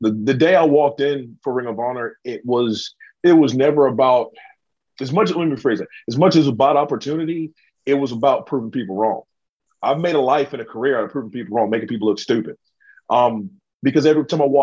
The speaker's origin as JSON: {"language": "English", "region": "the South", "country": "United States", "said": "I'm from the South"}